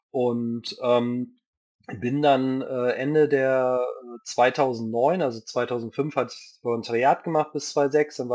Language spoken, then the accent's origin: German; Japan; ich bin ja in Japan aufgewachsen, da gab es irgendwie kein Rating.